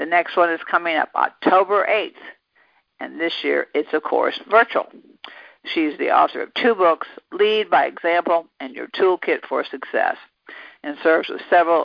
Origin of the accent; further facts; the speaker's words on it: the South, United States; we're both from the South